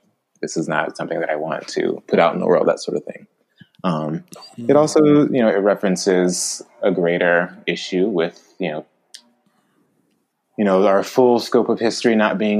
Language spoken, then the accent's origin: English; the South, United States; growing up in the South, I was basically able to graduate high school with a very low reading level